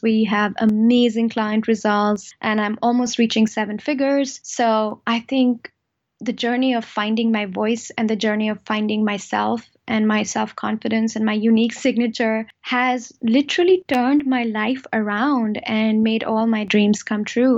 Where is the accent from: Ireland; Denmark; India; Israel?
India; now in Germany; I am originally from India, and I am married to a German, and I am a German citizen now, but still very much an Indian at heart